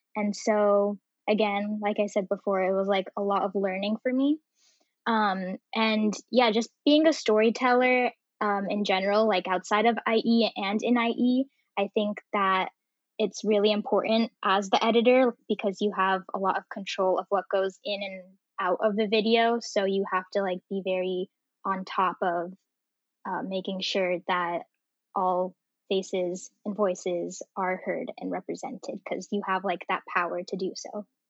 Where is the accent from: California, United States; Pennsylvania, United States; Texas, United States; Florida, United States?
California, United States; Bay Area; I grew up in the Bay Area